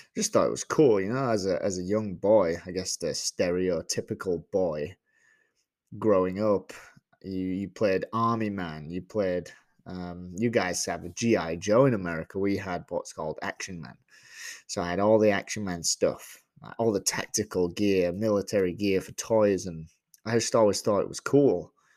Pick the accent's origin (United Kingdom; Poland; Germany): United Kingdom; Leeds, Yorkshire and the Humber; moved away as an adult; now in Georgia, United States; I originally grew up, was born and raised in England and, uh, in a small place called Leeds